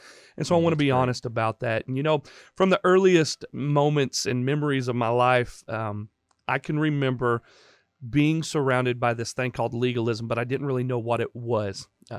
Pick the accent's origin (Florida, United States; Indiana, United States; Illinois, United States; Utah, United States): Indiana, United States; We come from Indiana, and my dad was part of a very, very legalistic church and school in Indiana.